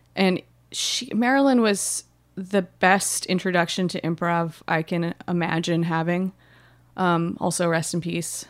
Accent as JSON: {"language": "English", "region": "Hawaii", "country": "United States", "tie": "born or raised there", "said": "I grew up in Hawaii"}